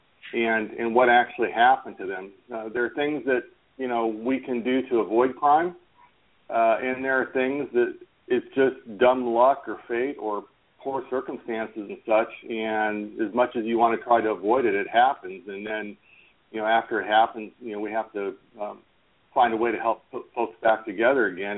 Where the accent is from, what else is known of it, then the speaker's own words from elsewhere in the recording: Orange County, California, United States; I grew up in Orange County, California, right next door to where Disneyland is